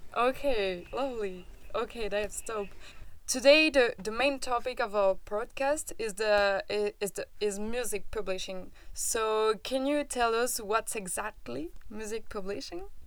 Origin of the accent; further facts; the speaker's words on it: France; accent: French; English is a second language; I'm French and this can explain my accent